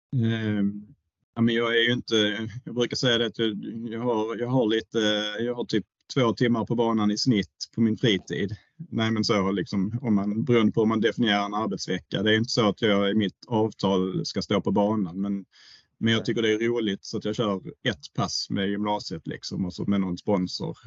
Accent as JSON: {"language": "Swedish", "town": "Höllviken", "region": "Skåne", "country": "Sweden", "tie": "born or raised there", "also_born_or_lived": "Florida", "said": "jag är uppväxt i Höllviken"}